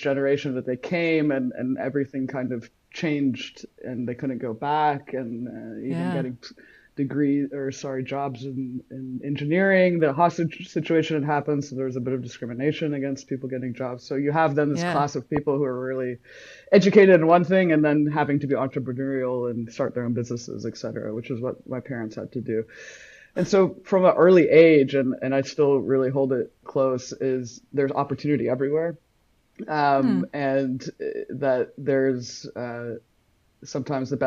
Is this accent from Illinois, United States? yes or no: no; South Carolina, United States; I was born in South Carolina to, I was first generation Iranian. Both my parents are from Iran. And I was born and raised there.